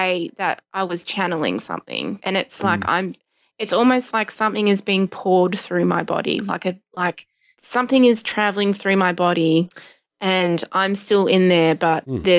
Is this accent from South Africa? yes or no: no; New Zealand; now in Australia; I'm from New Zealand.